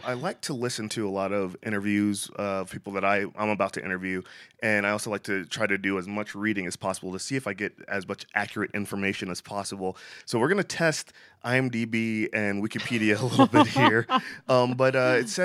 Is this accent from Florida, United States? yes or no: yes; Florida, United States; I'm from Florida